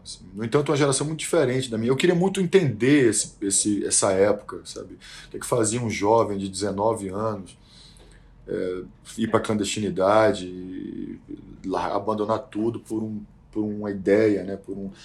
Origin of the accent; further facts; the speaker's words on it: Salvador, Bahia, Brazil; quando a gente chegou em Salvador, minha terra, terra de Marighella